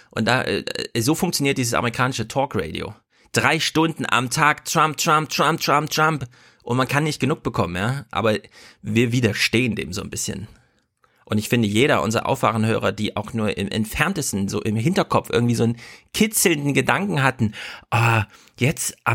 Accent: Thuringia, Germany; als Thüringer bin ich

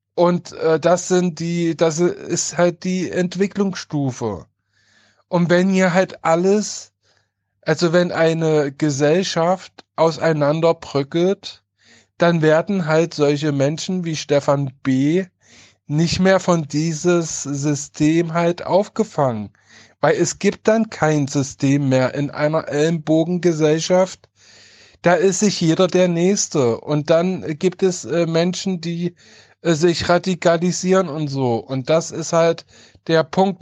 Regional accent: Halle, Saxony-Anhalt, Germany; Ich komme oder ich stamme aus Halle Neustadt

